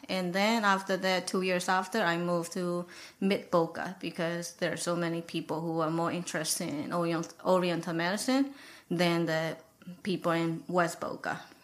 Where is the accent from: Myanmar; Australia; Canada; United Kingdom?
Myanmar; moved away as an adult; now in United States; I'm from Burma